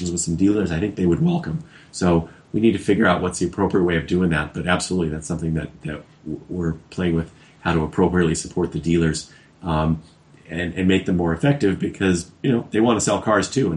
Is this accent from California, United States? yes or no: yes; Los Angeles, California, United States; my hometown of Los Angeles